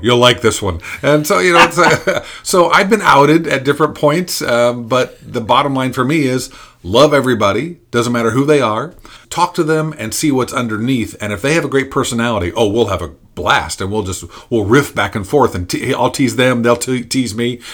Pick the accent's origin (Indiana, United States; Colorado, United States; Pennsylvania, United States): Indiana, United States; I'm from Indiana.